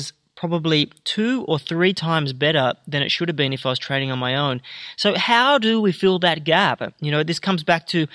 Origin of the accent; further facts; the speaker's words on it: Canberra, Australian Capital Territory, Australia; Being a lad from my hometown